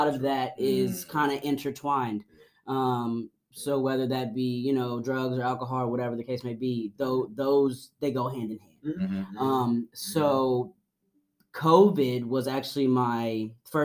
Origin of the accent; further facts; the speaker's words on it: Franklin, Tennessee, United States; also born or lived in Nashville, Tennessee; I grew up here. I grew up in Franklin, Tennessee